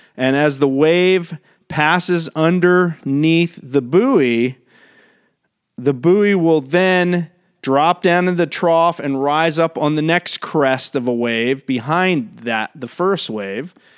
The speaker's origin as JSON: {"language": "English", "region": "Maryland", "country": "United States", "tie": "born or raised there", "moved": "yes", "lives_now": "California, United States", "said": "I grew up on the East Coast in Maryland"}